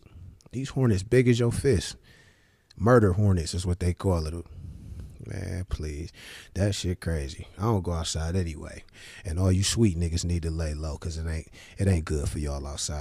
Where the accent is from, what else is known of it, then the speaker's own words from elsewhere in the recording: Cleveland, Ohio, United States; I'm from Cleveland